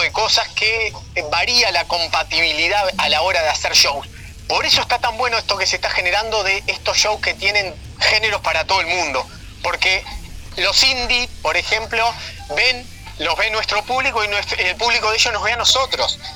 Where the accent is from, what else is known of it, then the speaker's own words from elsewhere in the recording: Ciudad de la Costa, Canelones, Uruguay; soy un gurí que se crió y nació en Ciudad de la Costa